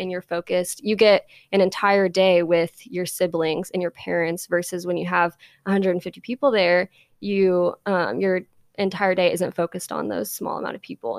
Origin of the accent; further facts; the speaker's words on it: Independence, Missouri, United States; now in Nashville, United States; I grew up in Independence